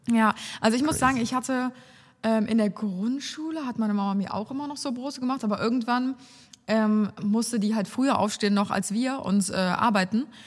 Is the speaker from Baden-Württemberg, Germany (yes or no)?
no; Cologne, North Rhine-Westphalia, Germany; accent: Kölsch; Das ist mein kölscher Akzent.